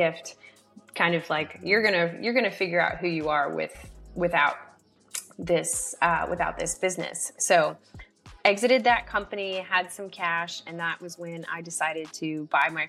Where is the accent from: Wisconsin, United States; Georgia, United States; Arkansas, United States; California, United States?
Georgia, United States; Atlanta; I grew up in Atlanta, Georgia